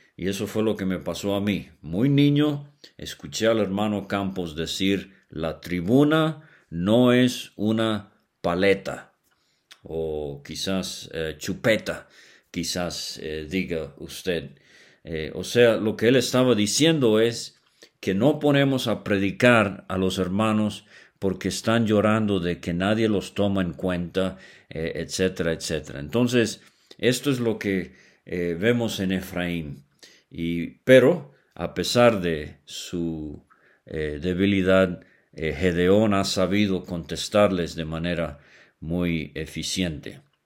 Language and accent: Spanish; Venezuela; cuando era niño allá en Venezuela